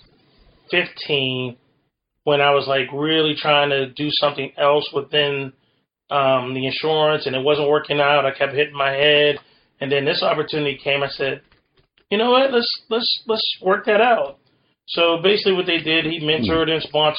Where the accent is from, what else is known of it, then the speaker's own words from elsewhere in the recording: Western Pennsylvania, United States; I'm from Western Pennsylvania